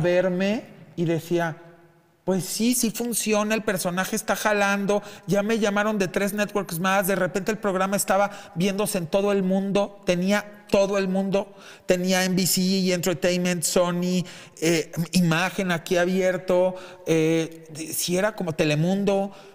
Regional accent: Mexico; lo digo como mexicano

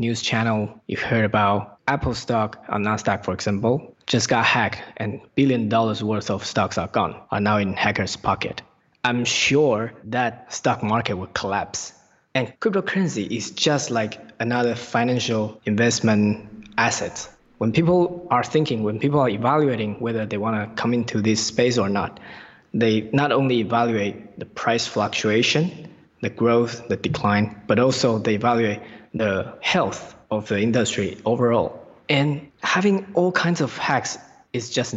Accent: Taipei, Taiwan; moved away as an adult; also born or lived in Newcastle, United Kingdom; I was born in Taipei and I was raised in Taipei until I graduated from the high school and finished my military service in Taiwan

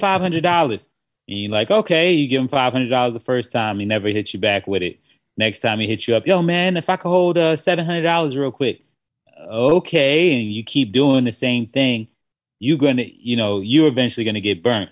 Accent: South Carolina, United States; I grew up in South Carolina

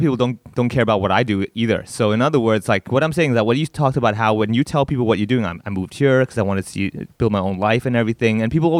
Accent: Hong Kong; growing up over here and I'm Indian and I speak Cantonese

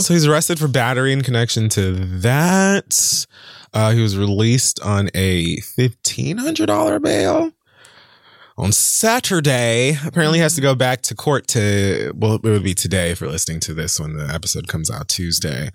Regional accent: Miami, Florida, United States; growing up in Miami

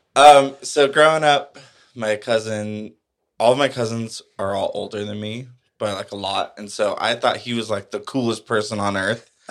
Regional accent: El Paso, Texas, United States; I grew up in El Paso

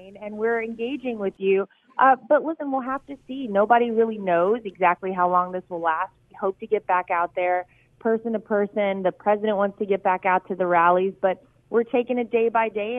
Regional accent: North Carolina, United States; I worked really hard to make sure it was in my home state

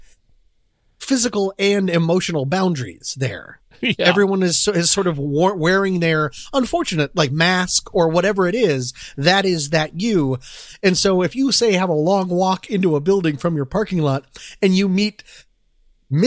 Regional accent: Boulder, Colorado, United States; growing up in Boulder, Colorado

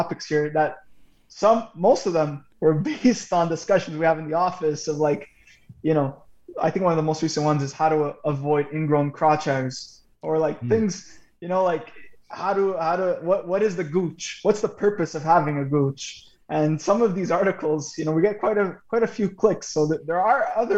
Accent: Montreal, Quebec, Canada; We're from Montreal. We're all born and bred Montreal.

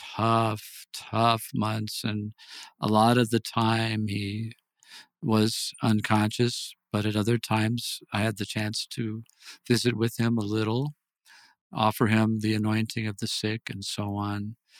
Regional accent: Wisconsin, United States; moved away as an adult; now in El Paso, United States; I grew up in Wisconsin

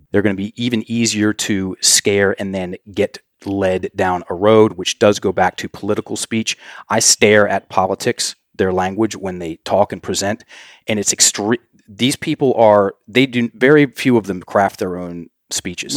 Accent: United States; we as Americans, well, if I'm an American

